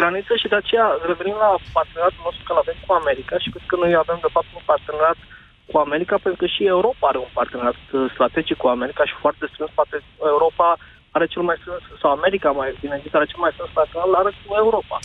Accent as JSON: {"language": "Romanian", "town": "Brașov", "region": "Brașov County", "country": "Romania", "said": "Eu sunt din Brașov"}